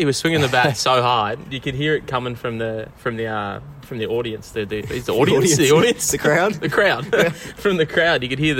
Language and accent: English; Narromine, New South Wales, Australia; moved away as an adult; now in Melbourne, Australia; I came from playing cricket out in central New South Wales. And I grew up in Narromine